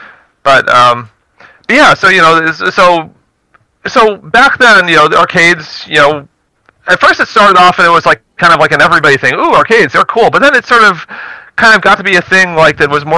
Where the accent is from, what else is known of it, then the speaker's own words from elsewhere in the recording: Baltimore, Maryland, United States; moved away; I was from the Baltimore, D.C. area